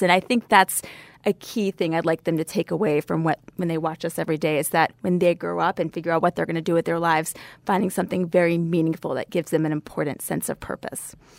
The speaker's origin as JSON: {"language": "English", "town": "Savannah", "region": "Georgia", "country": "United States", "tie": "born or raised there", "said": "I grew up in Savannah, Georgia"}